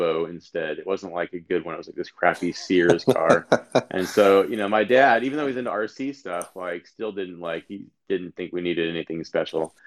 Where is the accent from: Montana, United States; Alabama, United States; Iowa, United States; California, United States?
California, United States; San Diego; I grew up in San Diego